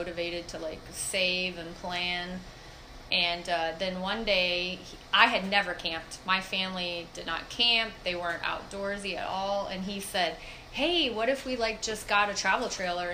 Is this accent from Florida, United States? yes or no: yes; Fort Myers, Florida, United States; also born or lived in Ohio / Tampa; I was born in Ohio, raised in Fort Myers